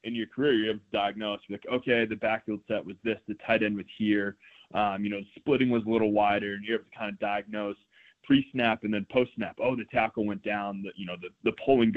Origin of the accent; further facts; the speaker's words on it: Scituate, Massachusetts, United States; moved away; I grew up in Scituate, Massachusetts. It's a small town. On the South Shore, just outside of Boston